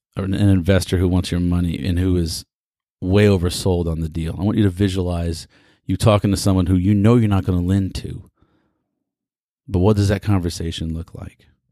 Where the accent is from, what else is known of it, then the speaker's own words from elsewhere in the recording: Houston, Texas, United States; Greetings from the energy capital of the world in my hometown, Houston, Texas